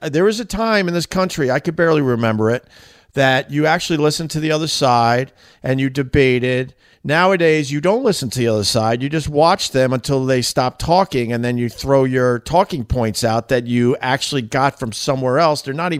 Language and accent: English; Boston, Massachusetts, United States; accent: Boston; I think I got to get my Boston accent back.